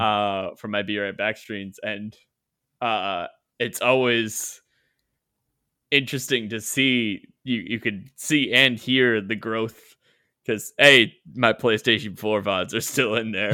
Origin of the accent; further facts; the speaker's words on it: Canada; I am Canadian